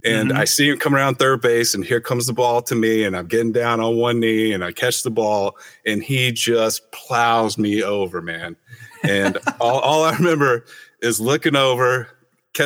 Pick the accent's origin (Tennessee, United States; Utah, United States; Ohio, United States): Tennessee, United States; Knoxville; also born or lived in Venice, California; now in Santa Monica, United States; I was born in Knoxville, Tennessee